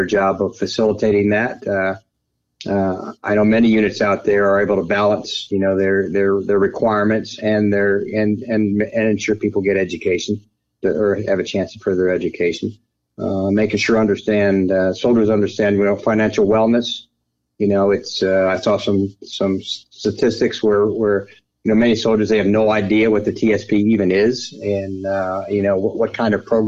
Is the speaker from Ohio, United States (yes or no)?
yes; Cleveland, Ohio, United States; moved away as an adult; I grew up near Cleveland, Ohio